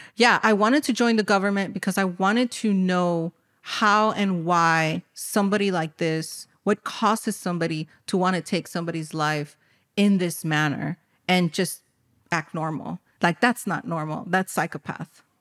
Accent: Cicero, Illinois, United States; born and raised in Chicago, I was born in an underserved community, Cicero

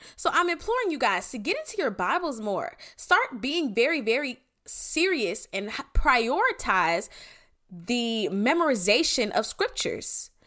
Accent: Clayton County, Georgia, United States; I'm from Clayco

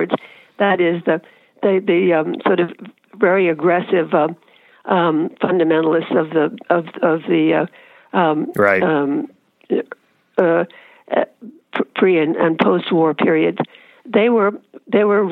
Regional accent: New York, United States; I'm a New Yorker

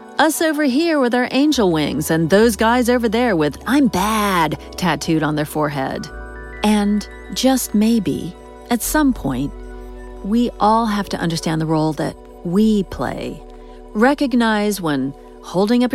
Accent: United States; I'm American

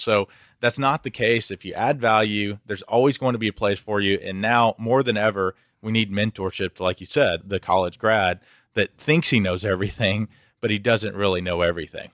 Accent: Houston, Texas, United States; I'm from Houston originally and born and bred here.

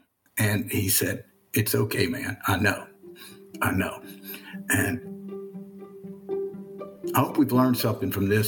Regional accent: the South, United States; I'm a Southerner all my life and proud of being a Southerner. I love this place.

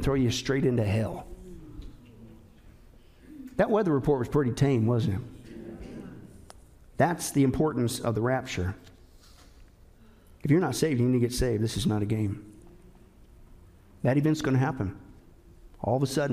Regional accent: Kansas and Nebraska, Midwest, United States; I grew up in Kansas and Nebraska

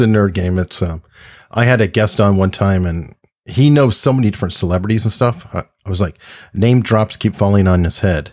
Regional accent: Tucson, Arizona, United States; now in Hampton, United States; was born and raised in Tucson, Arizona

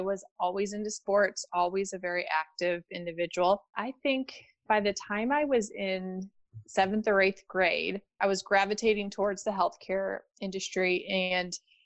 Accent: St. Louis, Missouri, United States; also born or lived in O'Fallon, Missouri; I grew up in St. Louis, Missouri

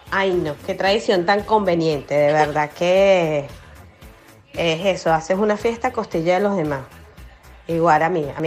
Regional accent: Honduras; bueno, yo soy de Honduras

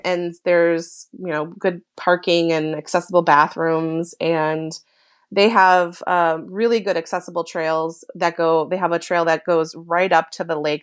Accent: Minnesota, United States; moved away; growing up in Minnesota

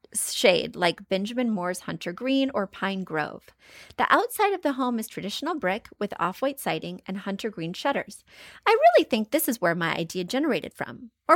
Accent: India; now in Columbus, United States; I am originally from India and now I live in Columbus, Ohio.

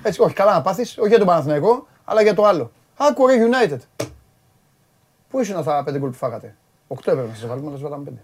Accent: Piraeus, Attica, Greece; Και εγώ πυραιώτη είμαι

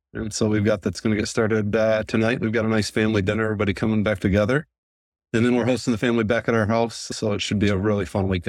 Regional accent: Grand Blanc, Michigan, United States; I probably should have been growing up in Grand Blanc on a golf course, but I worked a lot.

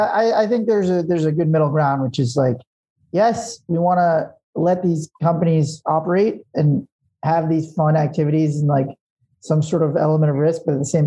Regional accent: Long Island, New York, United States; I grew up on Long Island, New York, tri-state area.

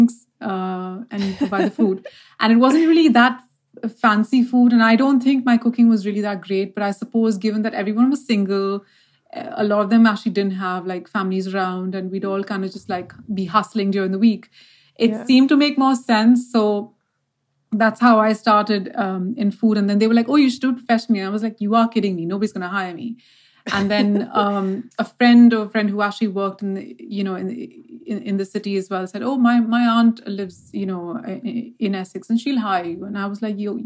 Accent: Mumbai, Maharashtra, India; born or raised there

